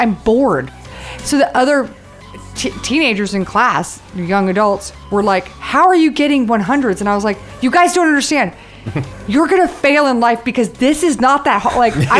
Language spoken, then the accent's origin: English; McLean, Virginia, United States; also born or lived in Ohio / Kentucky / Houston, United States; We grew up in McLean. Then we went to Ohio, and then a year in Kentucky, and then back, and then to Houston.